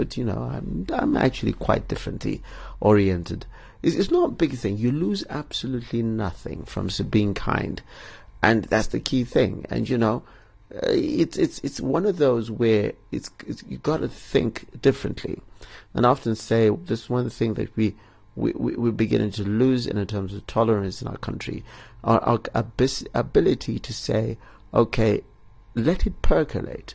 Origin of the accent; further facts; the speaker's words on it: Bulawayo, Zimbabwe; my hometown, Bulawayo